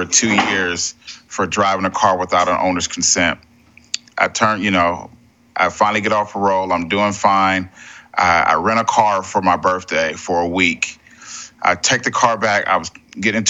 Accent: San Diego, California, United States; I grew up in Southeast San Diego, around a lot of gangs

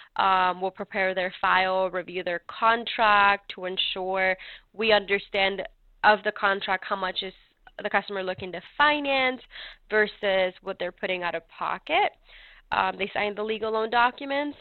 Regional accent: California, United States; also born or lived in North Carolina; now in Mooresville, United States; I was raised in California myself

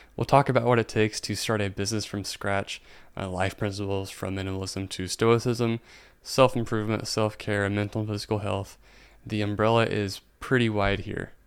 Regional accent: Indiana, United States; I'm from Indiana

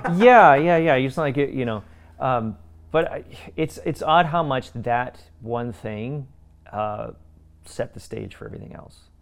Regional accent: Canada; I'm from Canada.

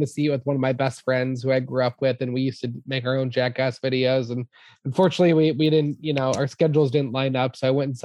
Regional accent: Boston, Massachusetts, United States; we grew up in the Boston area and we used to go to the Omni Theater at the Museum of Science.

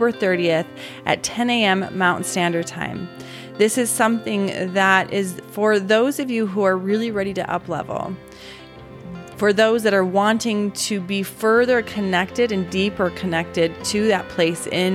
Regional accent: Utah, United States; also born or lived in Alabama; born and raised in Utah

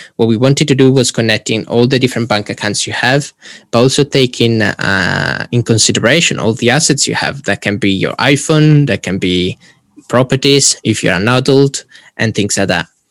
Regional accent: Italy; moved away as an adult; now in Warwick, United Kingdom; I'm originally from Italy and then currently finishing my degree in digital innovation and entrepreneurship at Warwick

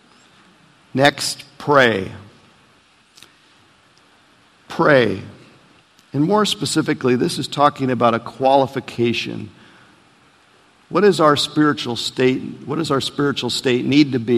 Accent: Portland, Oregon, United States; moved away; my hometown in Portland, Oregon

